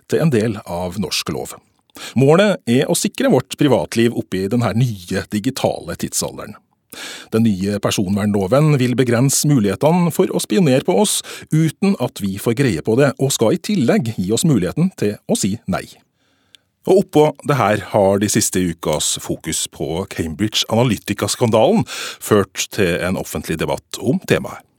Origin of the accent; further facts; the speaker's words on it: Trøndelag, Norway; Da må jeg si som en trønder, nå ble jeg skremt, ja.